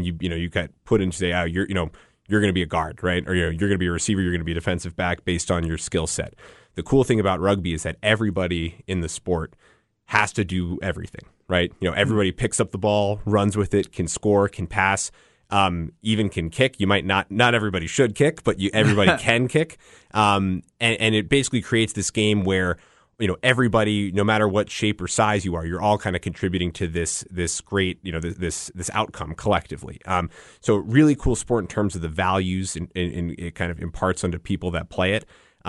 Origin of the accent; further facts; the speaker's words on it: Northeast, United States; I'm from the Northeast originally.